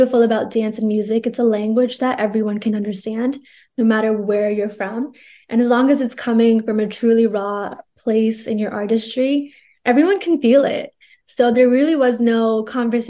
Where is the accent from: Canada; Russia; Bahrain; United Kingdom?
Canada; also born or lived in Bathinda, Punjab, India; We're growing up in Canada